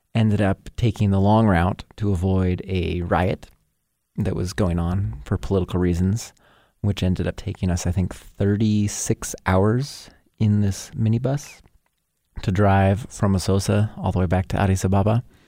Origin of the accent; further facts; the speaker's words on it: Hamilton, Montana, United States; I grew up in Hamilton, Montana, just a mere forty-five miles south of Missoula